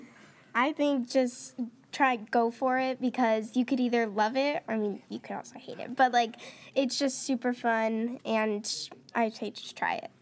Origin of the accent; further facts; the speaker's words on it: Washington, United States; also born or lived in Nevada; I moved here when I was about four